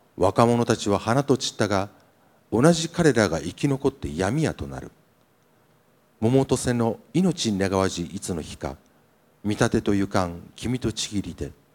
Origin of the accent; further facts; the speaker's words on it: Niigata, Japan; 新潟の作家、まあ、僕もそうです